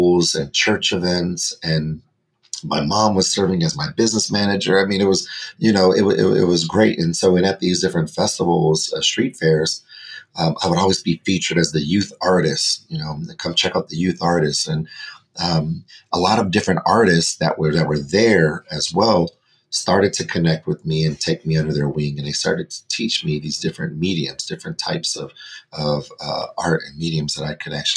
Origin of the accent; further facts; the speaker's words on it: Denver, Colorado, United States; I was born and raised in Denver, Colorado